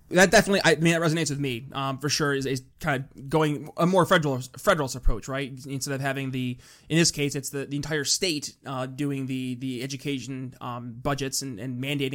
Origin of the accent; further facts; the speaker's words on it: New York, United States; I'm from New York State, right? And I experience the high property taxes up in rural northern New York.